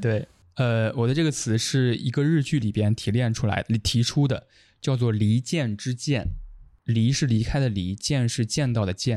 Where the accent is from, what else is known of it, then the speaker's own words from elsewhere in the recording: Henan, China; 我是一个河南人